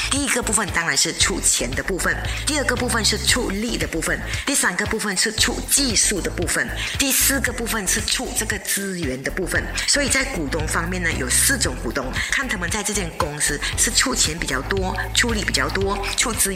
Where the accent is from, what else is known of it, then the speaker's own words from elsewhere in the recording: Malaysia; 我们马来西亚人做生意呢，就比较讲